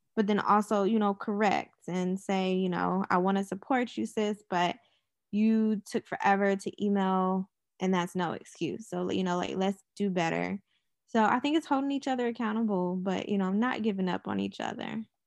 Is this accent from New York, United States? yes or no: no; Charlotte, North Carolina, United States; I'm from Charlotte, North Carolina. I was born here